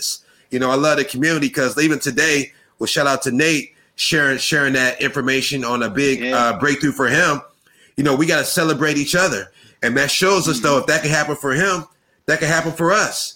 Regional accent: Akron, Ohio, United States; I'm from Akron, Ohio

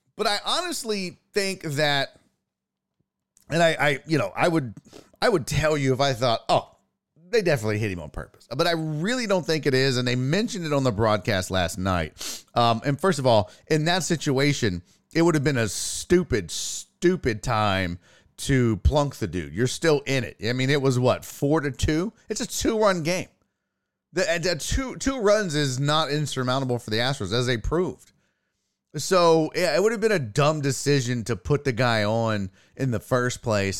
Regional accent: Houston, Texas, United States; I live here in Houston. Uh, I was born and raised here in Houston

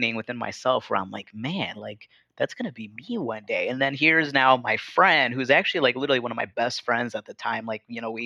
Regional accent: Chicago, Illinois, United States; growing up in Chicago

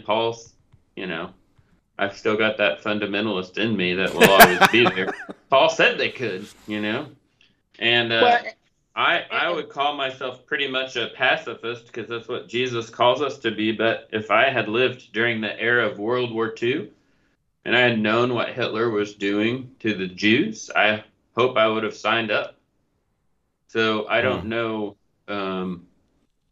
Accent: Oklahoma, United States; we're all from Oklahoma

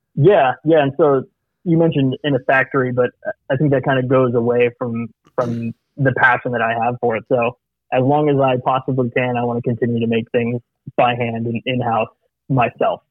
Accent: Saudi Arabia; moved away; I, was actually born and raised in Saudi Arabia

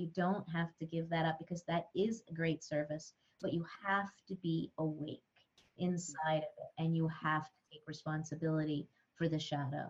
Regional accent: northern New Mexico, United States; I grew up around the Lama Foundation, which is where Ram Dass wrote Be Here Now, the original interspiritual community and intentional community here in the mountains of northern New Mexico. I still live very close to Lama

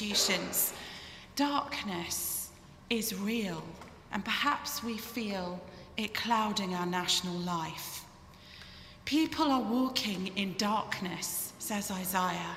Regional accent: England, United Kingdom; moved away; You can probably tell from my accent that I hail from the United Kingdom

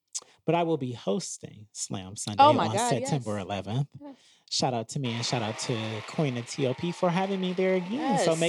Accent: Cleveland, Ohio, United States; Bitch, I'm from Cleveland, period. Now, even though I'm from Cleveland

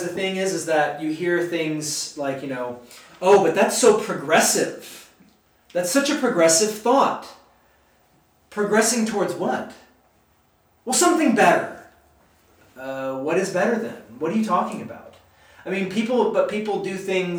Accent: United States; I love being an American. I love living in this country

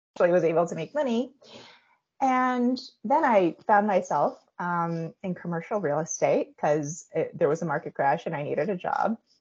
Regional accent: United States; I'm Korean American. My parents are Korean immigrants uh, and they immigrated over to the US

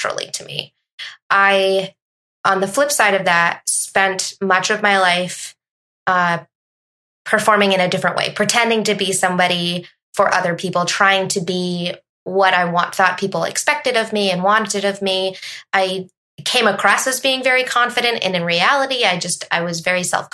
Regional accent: Massachusetts, United States; now in New Hampshire, United States; I'm originally from Massachusetts.

